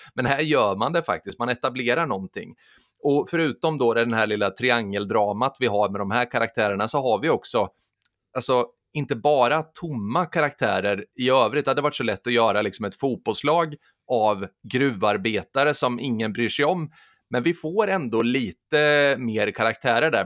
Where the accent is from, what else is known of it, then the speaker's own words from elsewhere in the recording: Sturefors, Östergötland, Sweden; i Sturefors där jag kommer ifrån